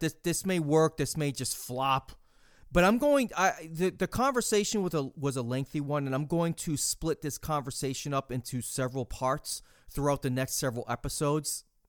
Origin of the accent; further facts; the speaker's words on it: New York City, New York, United States; moved away; also born or lived in Massachusetts; growing up in New York City and, and certainly, uh, up in Massachusetts near, near Worcester and Boston